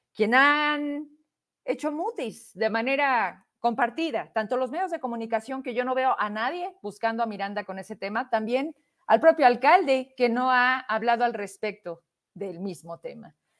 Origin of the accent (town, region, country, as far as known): Mexico